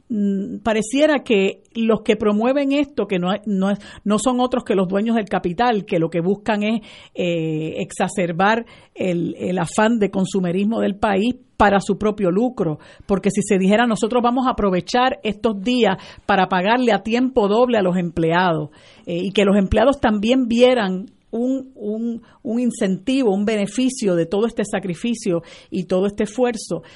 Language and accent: Spanish; Puerto Rico; nuestra esencia como puertorriqueños y puertorriqueñas